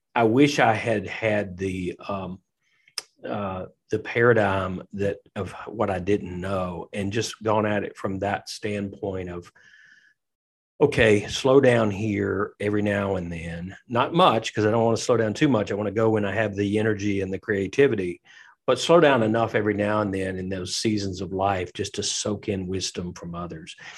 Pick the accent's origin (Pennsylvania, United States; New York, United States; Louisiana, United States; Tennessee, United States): Tennessee, United States; now in Lexington, United States; I'm from Tennessee